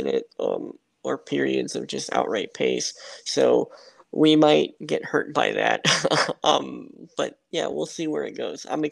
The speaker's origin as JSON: {"language": "English", "region": "South Florida", "country": "United States", "tie": "born or raised there", "said": "I grew up in South Florida, spent most of my childhood there"}